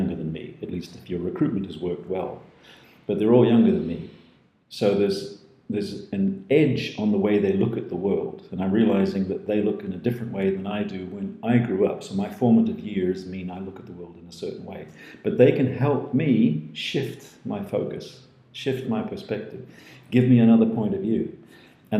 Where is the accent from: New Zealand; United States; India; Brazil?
New Zealand; also born or lived in Scotland; now in Netherlands; I'm a Dutchified Kiwi from Scottish roots, but who had the privilege of growing up in New Zealand.